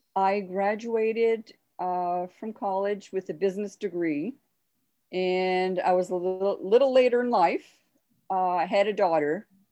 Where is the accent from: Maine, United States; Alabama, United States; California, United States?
Maine, United States; Van Buren; I'm originally from northern Maine, uh, a small town right on the border of uh, New Brunswick in the United States. Uh, it's called Van Buren. Uh, I was born and raised there.